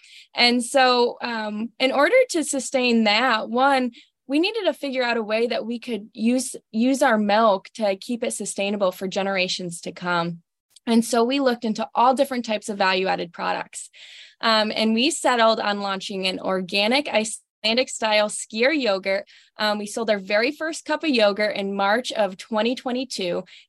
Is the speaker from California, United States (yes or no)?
no; northern Pennsylvania, United States; born or raised there